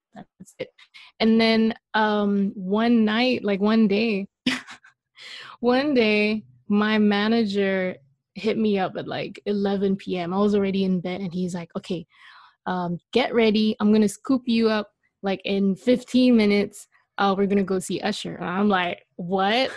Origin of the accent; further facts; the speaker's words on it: Malaysia; now in Los Angeles, United States; I am Malaysian.